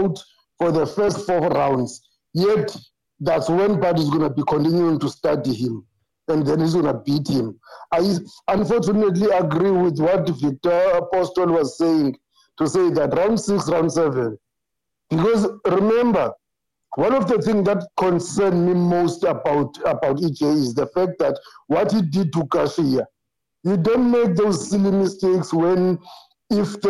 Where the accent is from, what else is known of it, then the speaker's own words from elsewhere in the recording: South Africa; I'm from South Africa